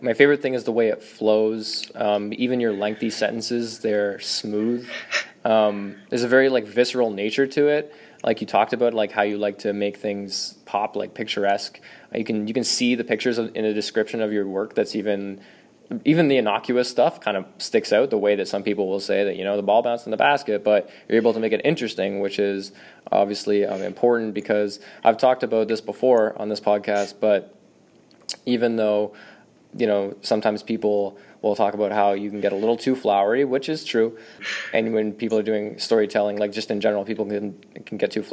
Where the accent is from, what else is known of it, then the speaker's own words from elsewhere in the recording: Kincardine, Ontario, Canada; I had a small publishing party in my hometown of Kincardine